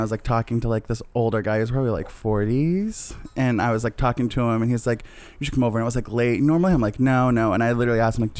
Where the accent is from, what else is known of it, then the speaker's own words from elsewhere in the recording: Medford, Massachusetts, United States; I'm from Medford, so I'm local.